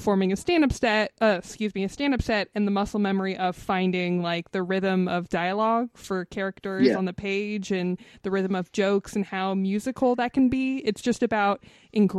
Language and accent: English; Los Angeles, California, United States; I'm from North Hollywood